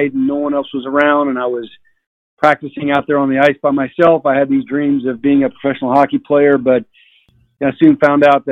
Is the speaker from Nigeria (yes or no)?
no; United States; also born or lived in Texas / Alaska; I grew up in Texas and Alaska. That's where I spent my childhood, in those two places